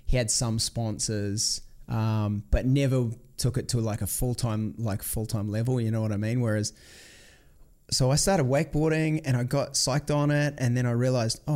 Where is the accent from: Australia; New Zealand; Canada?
New Zealand; moved away as an adult; also born or lived in Florida; grew up in a small town in New Zealand